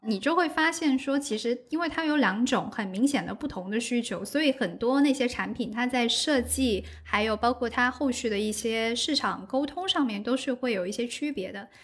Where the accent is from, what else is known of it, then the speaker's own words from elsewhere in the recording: Guangdong, China; 我是广东人，所以我觉得像我在广州跟我身边的人的日常饮食其实都挺清淡的